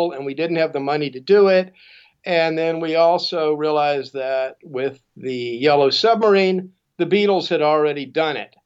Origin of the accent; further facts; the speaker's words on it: Houston, Texas, United States; I grew up in Houston, Texas, and at that point, Houston was a much, much smaller city